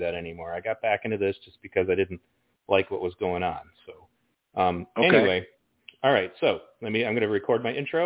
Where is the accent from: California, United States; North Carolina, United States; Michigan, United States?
Michigan, United States; Pontiac; I grew up in Pontiac, Michigan, which is a really rough neighborhood